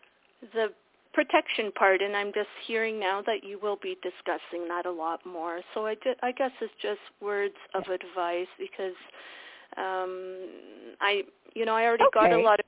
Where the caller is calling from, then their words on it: Ontario, Canada; I'm calling from Ontario